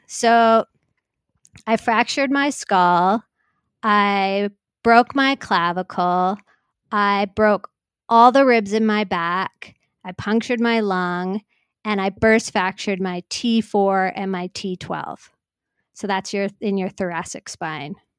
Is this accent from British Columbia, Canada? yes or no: yes; North Vancouver, British Columbia, Canada; I grew up in North Vancouver